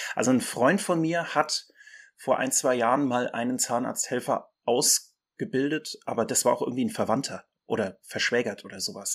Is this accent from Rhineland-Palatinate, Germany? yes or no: yes; Mainz, Rhineland-Palatinate, Germany; das schöne Mainz ist meine Heimat und meine Lieblingsstadt.